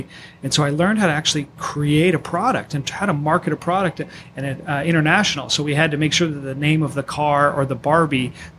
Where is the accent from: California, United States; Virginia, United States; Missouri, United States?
California, United States; Orange County; also born or lived in Ohio; now in San Diego, United States; I grew up in Orange County.